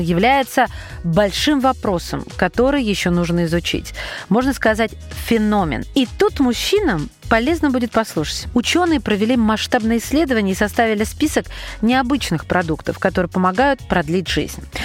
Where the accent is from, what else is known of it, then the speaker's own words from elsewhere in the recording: Russia; у нас в родных краях